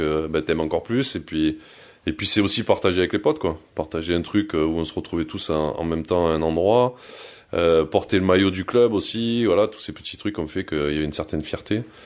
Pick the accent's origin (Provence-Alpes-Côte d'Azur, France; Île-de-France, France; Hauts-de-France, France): Provence-Alpes-Côte d'Azur, France; Vallauris; also born or lived in Cannes; je suis né à Cannes, comme tu l'as dit, mais je suis de Valoris juste à côté. Et en fait, euh, j'ai grandi avec les mêmes potes pendant euh, toute ma jeunesse